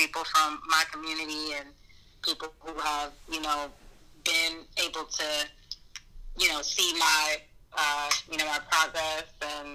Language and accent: English; Augusta, Georgia, United States; also born or lived in Atlanta, Georgia; We moved down here when I was 3 years old